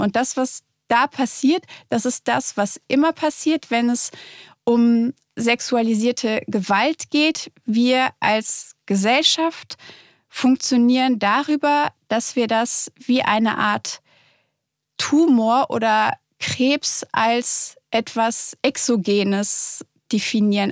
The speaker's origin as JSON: {"language": "German", "town": "Cologne", "region": "North Rhine-Westphalia", "country": "Germany", "said": "in Köln, wo ich herkomme"}